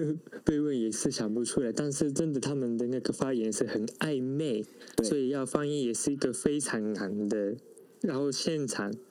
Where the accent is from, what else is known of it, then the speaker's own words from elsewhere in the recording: Japan; Chinese is a second language; also born or lived in Taiwan; 虽然我是呃出生是在台湾，但是从小一直住在日本，所以在日本长大，算是日本人。